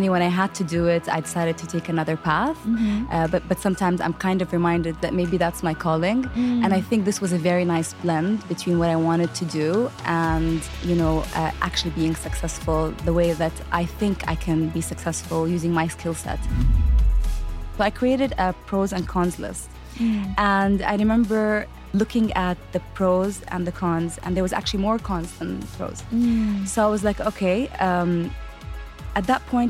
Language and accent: English; Qatar; moved away as an adult; also born or lived in Abu Dhabi, UAE / Palestine; now in Dubai, UAE; I was born in Abu Dhabi, so in the UAE, and grew up in Qatar. So we later moved to Qatar, and then I'm originally from Palestine